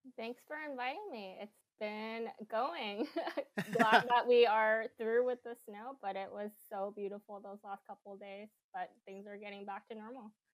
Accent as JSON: {"language": "English", "town": "San Jose", "region": "California", "country": "United States", "moved": "yes", "lives_now": "Seattle, United States", "said": "I'm from the Bay Area, mm-hmm. San Jose to be more specific."}